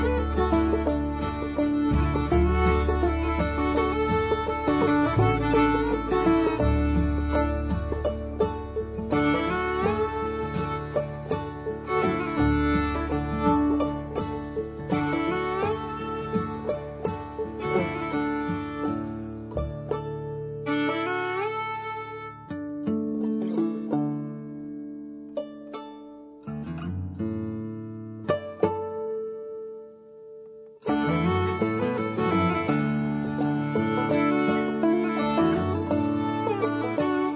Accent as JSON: {"language": "English", "town": "Manchester", "region": "North West England", "country": "United Kingdom", "tie": "born or raised there", "said": "growing up in an Irish Catholic family in the back streets of Manchester, a big industrial city in the north of England"}